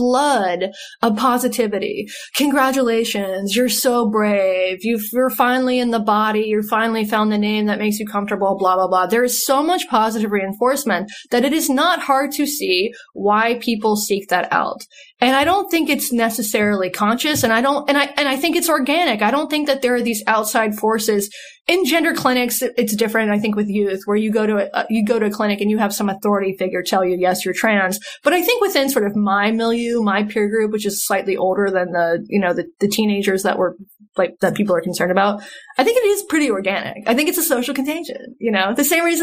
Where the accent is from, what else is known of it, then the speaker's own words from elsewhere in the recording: North Carolina, United States; also born or lived in Seattle; I'm from North Carolina. This has happened in small towns in North Carolina that I've lived